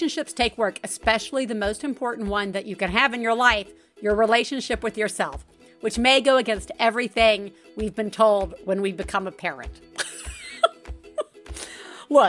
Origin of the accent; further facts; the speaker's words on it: Deep South, United States; growing up in the Deep South.